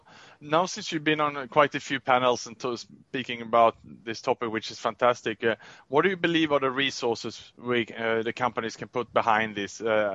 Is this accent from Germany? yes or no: no; Sweden; moved away; I'm from Sweden myself, which is a quite gender equal country.